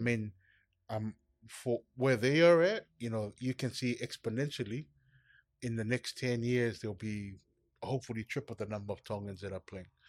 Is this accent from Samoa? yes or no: yes; Samoa; I grew up in Samoa